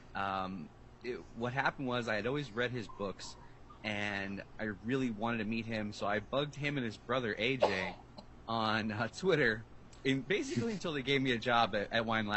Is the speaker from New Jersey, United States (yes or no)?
yes; New Jersey, United States; always a Jersey boy, been around the world a couple times, but always lived in New Jersey